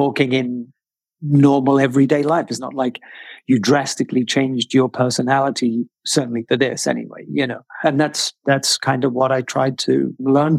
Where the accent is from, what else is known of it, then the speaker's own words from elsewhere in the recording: United Kingdom; I'm British